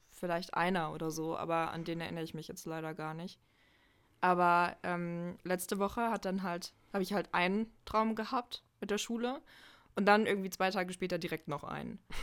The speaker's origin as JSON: {"language": "German", "town": "Halle", "region": "Saxony-Anhalt", "country": "Germany", "tie": "born or raised there", "also_born_or_lived": "North Rhine-Westphalia", "moved": "as an adult", "said": "ich komme ja ursprünglich aus Halle, also aus Sachsen-Anhalt, ähm, und bin dann zum Studium nach N R W gezogen und bin jetzt wieder zurück in Halle"}